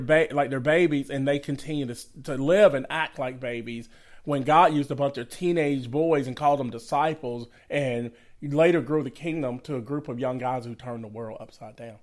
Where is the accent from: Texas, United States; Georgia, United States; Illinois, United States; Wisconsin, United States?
Georgia, United States; Conyers; also born or lived in Macon, Georgia / Atlanta, Georgia; we grew up partially in Macon, Georgia, and then most of our lives in Conyers, Georgia